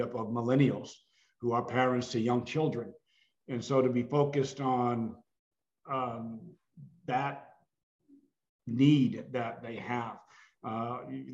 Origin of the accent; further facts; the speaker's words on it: Massachusetts, United States; growing up in Massachusetts in foster care